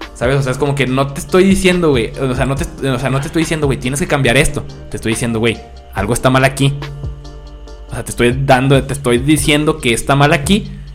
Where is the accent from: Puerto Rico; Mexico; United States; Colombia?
Mexico